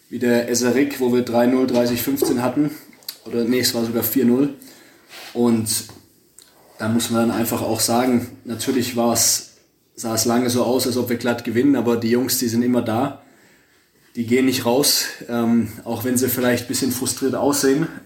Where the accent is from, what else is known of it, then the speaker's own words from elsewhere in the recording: Stuttgart, Baden-Württemberg, Germany; als Stuttgarter, der seit 20 Jahren.